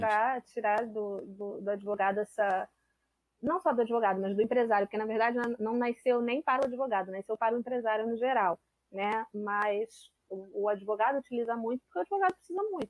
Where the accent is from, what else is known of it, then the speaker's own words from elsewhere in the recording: Rio de Janeiro, Brazil; sou carioca